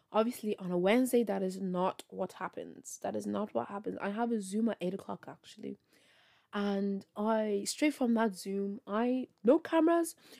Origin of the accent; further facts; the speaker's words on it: Ireland; I'm from Ireland